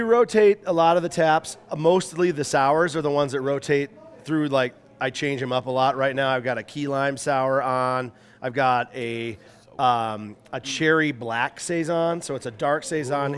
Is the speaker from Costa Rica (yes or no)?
no; Minnesota, United States; also born or lived in Salt Lake City, Utah; now in Paonia, United States; I grew up in Minnesota